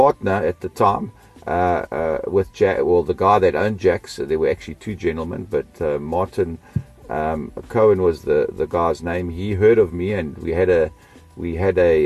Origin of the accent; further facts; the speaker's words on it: South Africa; also born or lived in Austria / Melbourne, Australia; we immigrated from Australia to South Africa in 1970. And I've been here ever since